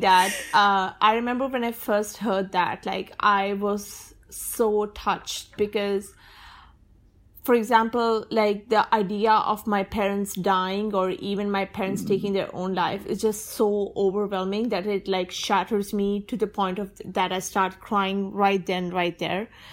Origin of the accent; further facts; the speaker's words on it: Pakistan; I'm a Sunni and I'm a Pakistani